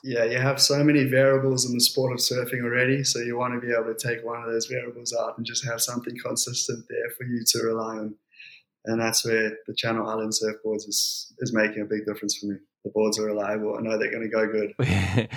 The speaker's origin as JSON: {"language": "English", "town": "Port Elizabeth", "region": "Eastern Cape", "country": "South Africa", "tie": "born or raised there", "also_born_or_lived": "Jeffreys Bay", "said": "we grew up in Port Elizabeth"}